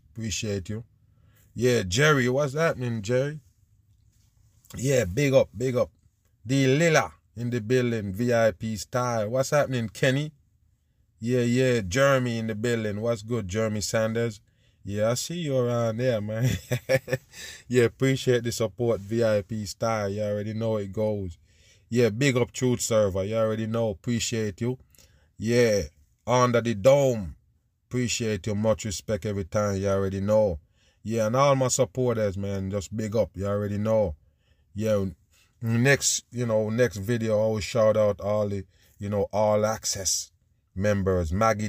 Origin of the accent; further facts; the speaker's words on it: Israel; I mean, I'm from Israel. The war is real.